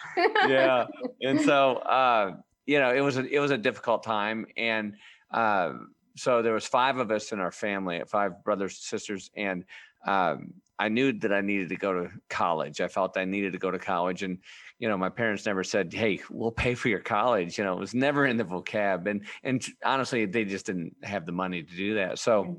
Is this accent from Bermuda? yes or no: no; Michigan, United States; I grew up in Michigan